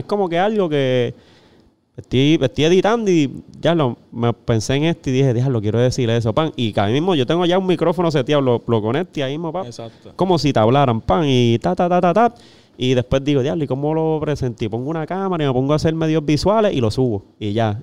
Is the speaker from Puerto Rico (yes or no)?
yes; Corozal, Puerto Rico; yo soy de ah. Corozal allá